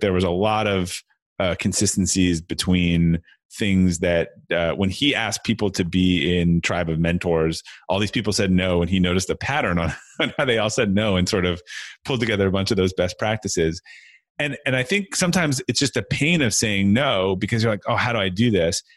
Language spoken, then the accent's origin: English; Brookline, Massachusetts, United States; I grew up outside of, um, Boston, uh, Massachusetts, in a, in a town called, uh, Brookline